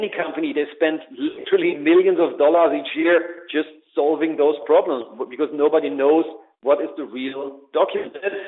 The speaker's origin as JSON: {"language": "English", "country": "Germany", "accent": "German", "second_language": "English", "said": "as you undoubtedly can hear in my beautiful German accent, that's where I come from"}